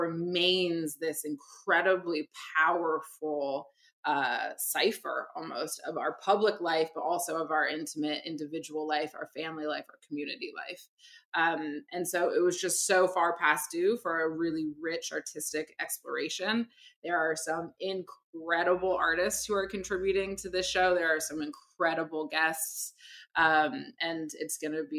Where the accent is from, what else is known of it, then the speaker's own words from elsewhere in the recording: Barbados; my family's from the Caribbean, I'm from Barbados.